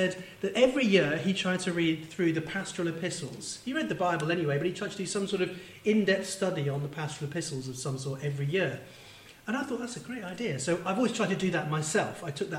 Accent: Manchester, North West England, United Kingdom; Yeah, I grew up in Manchester. Yeah, I'm originally from the northeast.

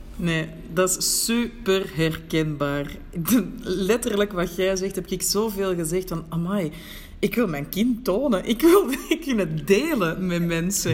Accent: Belgium; moved away as an adult; now in Morocco; als buitenlander in Marokko toch ook ergens nog een link heb met mijn thuisland

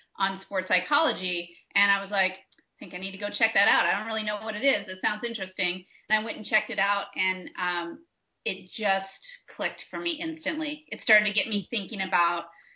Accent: San Francisco Bay Area, California, United States; I'm from the San Francisco Bay Area, so when I was researching graduate schools, it just so happens that the school that was the best fit for doing applied sports psychology was right here in the Bay Area, 20 minutes from where I grew up

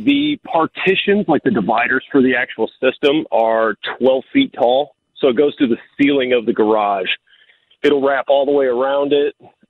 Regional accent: Detroit, Michigan, United States; because I grew up in Detroit as a Red Wings fan back when the Red Wings were the Yankees of the hockey world.

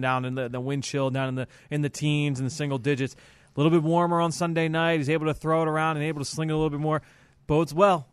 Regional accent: Philadelphia, Pennsylvania, United States; I'm from Philadelphia

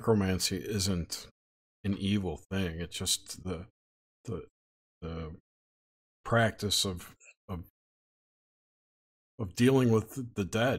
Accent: Long Island, New York, United States; I'm from Long Island.

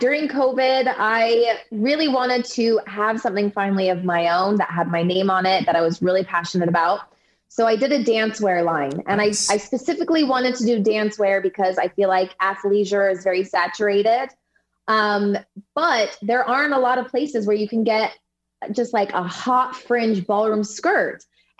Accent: Utah, United States; moved away; also born or lived in California; I was born in California, so I consider myself a California girl, but I was raised and did my dance training in Utah with the Huffs, with Chelsea Hightower. We all come from that same little studio in Utah.

